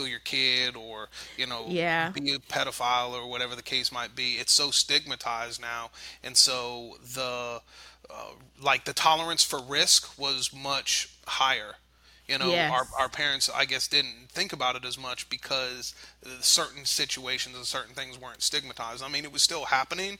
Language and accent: English; South Florida, United States; we grew up in South Florida